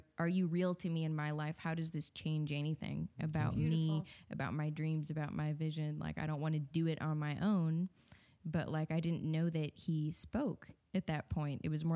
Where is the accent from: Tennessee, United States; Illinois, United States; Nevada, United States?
Illinois, United States; Wheaton; Wheaton, so okay. Chicago suburbs. Yeah, just grew up there